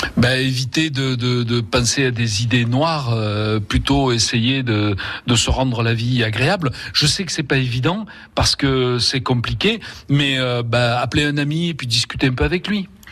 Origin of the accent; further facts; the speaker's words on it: Vaucluse, Provence-Alpes-Côte d'Azur, France; also born or lived in Spain; c'était chez nous en Vaucluse